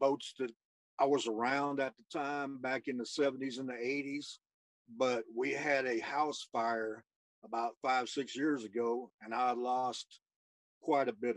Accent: Houston, Texas, United States; also born or lived in Channelview, Texas; I grew up Channel View, Texas, and born and raised in Houston. I lived there almost all my life

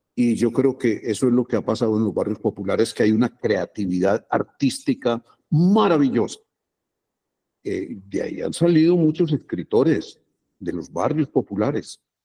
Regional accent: Medellín, Antioquia, Colombia; Yo, yo nací en Aranjuez, mi papá era maestro de escuela y era el, director de la escuela en donde yo entré

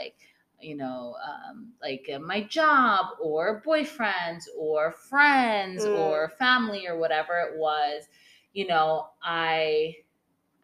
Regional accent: Vermont, United States; moved away; I grew up in Vermont

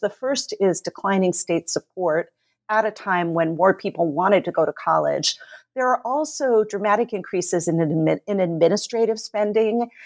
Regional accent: California, United States; moved away as an adult; also born or lived in New York; now in Kalamazoo, United States; growing up in California

